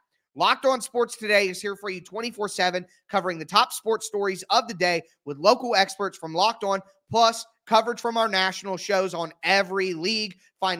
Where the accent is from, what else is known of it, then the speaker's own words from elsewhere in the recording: Midwest, United States; Yes, I'm from the Midwest. Yes, I love my Midwestern football players.